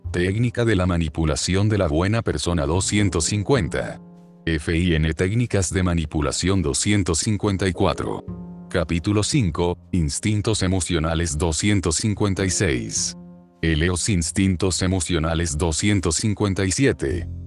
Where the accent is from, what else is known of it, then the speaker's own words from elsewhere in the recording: Badalona, Catalonia, Spain; tengo 20 años y soy de Badalona